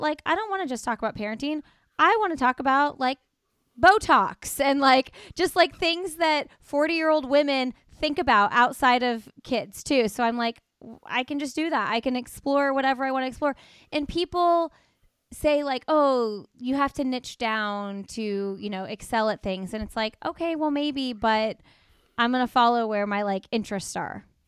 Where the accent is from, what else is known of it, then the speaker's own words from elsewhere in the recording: Midwest, United States; moved away; coming from the Midwest